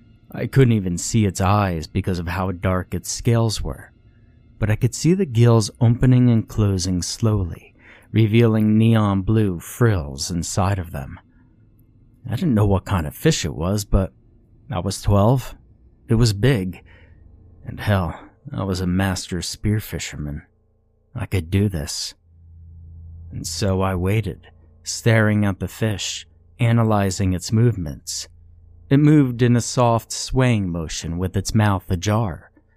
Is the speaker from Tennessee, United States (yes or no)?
no; Iowa, United States; I grew up in Iowa, on farmlands that apparently belonged to our ancestors, but didn't anymore.